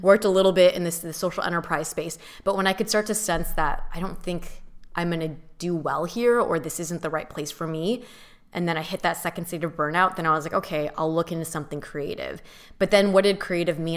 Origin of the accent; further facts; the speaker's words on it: Southern California, United States; also born or lived in San Diego / San Francisco / New York / Mission Viejo; I grew up in Southern California